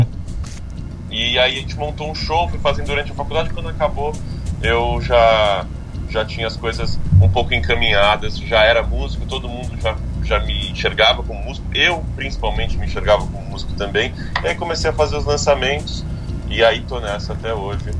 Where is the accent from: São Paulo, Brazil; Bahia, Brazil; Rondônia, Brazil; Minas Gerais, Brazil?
São Paulo, Brazil; sou paulistano moro na cidade de São Paulo, nasci aqui na cidade de São Paulo.